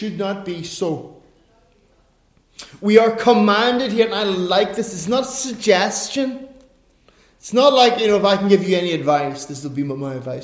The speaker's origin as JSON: {"language": "English", "country": "Ireland", "said": "I'm an Irishman"}